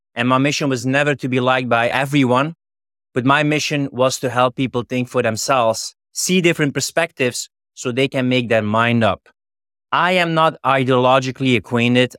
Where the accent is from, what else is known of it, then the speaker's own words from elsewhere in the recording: Flanders, Belgium; moved away; I'm originally from Flanders in Belgium